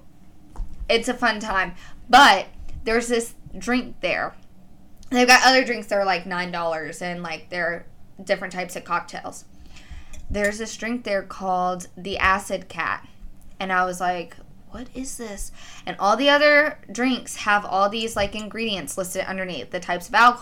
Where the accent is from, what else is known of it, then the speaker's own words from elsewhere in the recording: Kentucky, United States; I'm from Kentucky